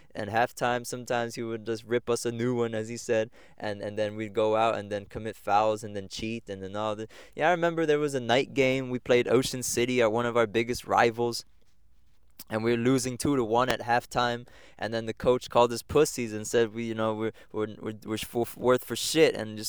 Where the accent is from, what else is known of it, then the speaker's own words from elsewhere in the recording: Egg Harbor Township, New Jersey, United States; so that was growing up in Egg Harbor Township, doing sports.